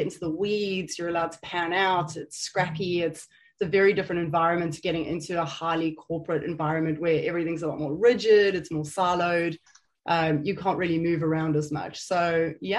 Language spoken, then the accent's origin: English; South Africa; moved away as an adult; now in United Kingdom; I am South African, born and bred. I was raised in a pretty pokey town back in South Africa